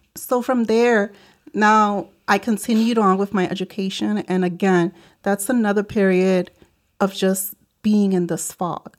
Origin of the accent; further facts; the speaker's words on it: New York City, New York, United States; also born or lived in Puerto Rico; I grew up in the South Bronx in New York City